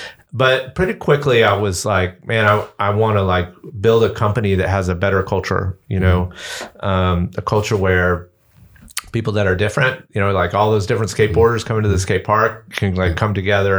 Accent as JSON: {"language": "English", "town": "Atlanta", "region": "Georgia", "country": "United States", "tie": "born or raised there", "accent": "Southern", "said": "So if you can't tell from my Southern accent, I'm from Atlanta. That's where I grew up."}